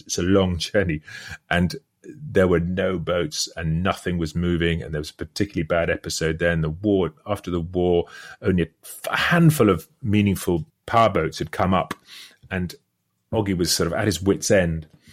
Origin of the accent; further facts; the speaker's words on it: United Kingdom; speaking as a British person